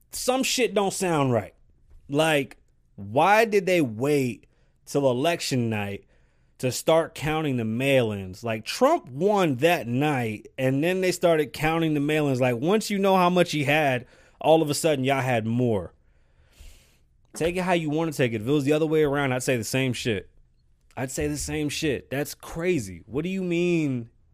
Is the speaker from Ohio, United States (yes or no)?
no; New York, United States; accent: New York; I'm from New York